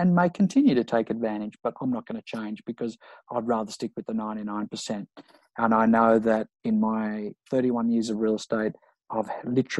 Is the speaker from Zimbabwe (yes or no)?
no; Sydney, New South Wales, Australia; I grew up in Maroubra